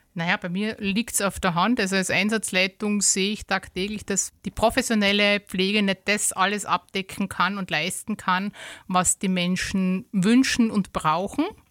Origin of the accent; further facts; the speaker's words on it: Styria, Austria; bei uns in der Steiermark